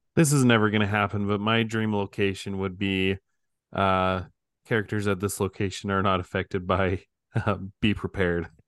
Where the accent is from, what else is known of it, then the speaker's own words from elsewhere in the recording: Idaho, United States; I'm from Idaho